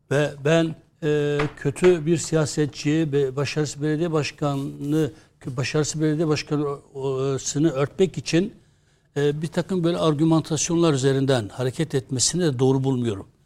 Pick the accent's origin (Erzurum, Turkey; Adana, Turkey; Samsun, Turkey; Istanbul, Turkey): Istanbul, Turkey; Kendi adıma bir İstanbullu olarak her türlü politik mülahazanın dışında